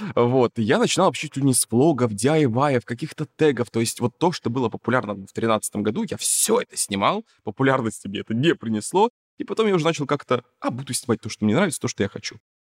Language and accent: Russian; Yakutsk, Sakha Republic, Russia; я же не из Москвы, я вообще из Якутска